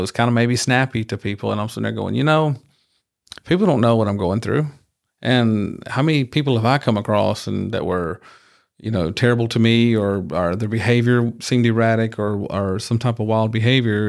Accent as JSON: {"language": "English", "region": "rural Georgia", "country": "United States", "tie": "born or raised there", "moved": "yes", "lives_now": "Houston, United States", "said": "I grew up in Georgia, but, n, not in Atlanta"}